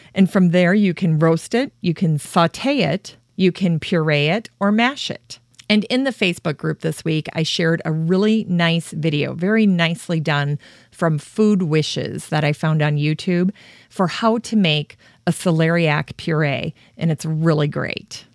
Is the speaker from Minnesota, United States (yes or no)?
yes; Worthington, Minnesota, United States; my hometown of Worthington